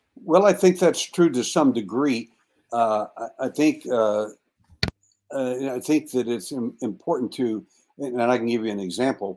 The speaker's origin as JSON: {"language": "English", "region": "Texas", "country": "United States", "tie": "born or raised there", "said": "I was born in Texas and I was born at night"}